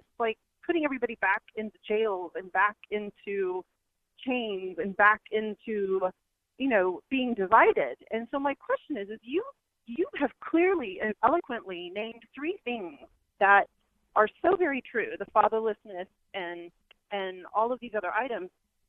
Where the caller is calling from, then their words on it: Houston, Texas, United States; I am also calling from Houston, and I'm a fellow convert.